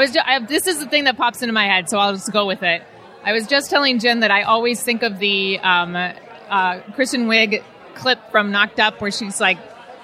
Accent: Mukilteo, Washington, United States; Mukilteo, north of Seattle.

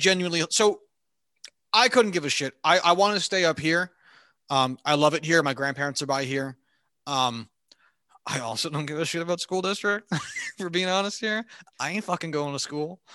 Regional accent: Clinton, New Jersey, United States; I hated growing up in Hunterdon County.

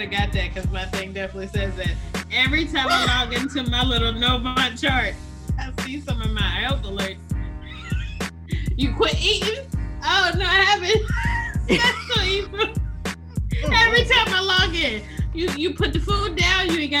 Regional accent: United States; we as Americans

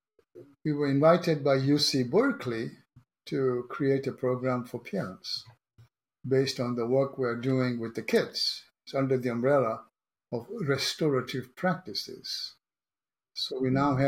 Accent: Kenya; now in San Diego, United States; I was born in Kenya

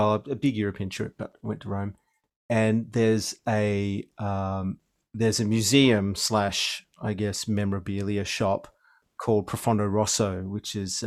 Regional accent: Australia; I was from Australia.

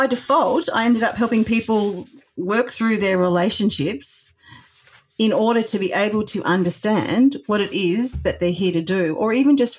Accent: Australia; I am Australian

